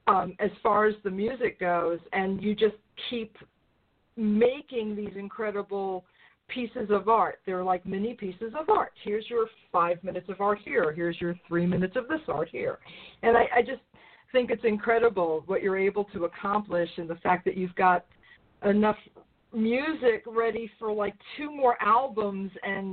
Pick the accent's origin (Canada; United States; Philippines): United States; New York; I'm from New York.